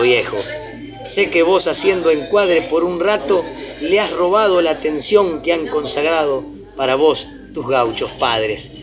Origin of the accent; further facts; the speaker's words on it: Rojas, Buenos Aires Province, Argentina; vallador y cantor de Rojas